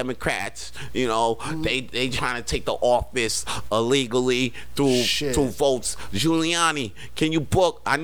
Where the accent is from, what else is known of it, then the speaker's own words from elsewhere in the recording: Canada; moved away; also born or lived in United States; I'm Canadian